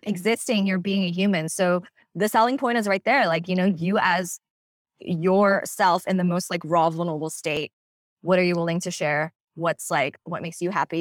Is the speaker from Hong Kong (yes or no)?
yes; Hong Kong; moved away as an adult; now in United States; I am originally from Hong Kong, born and raised, and I came to the States when I was eighteen